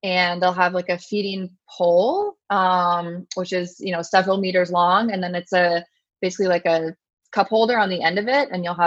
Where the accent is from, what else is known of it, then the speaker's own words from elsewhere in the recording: New York, United States; moved away as an adult; also born or lived in North Carolina / California; I grew up in New York and then went to school in North Carolina at Duke.